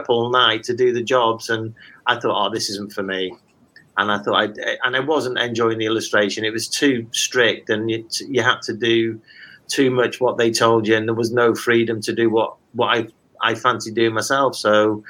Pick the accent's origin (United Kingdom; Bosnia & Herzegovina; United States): United Kingdom; Wales; also born or lived in Hartlepool; I moved to Wales at a very early age with my parents, and then attended local schools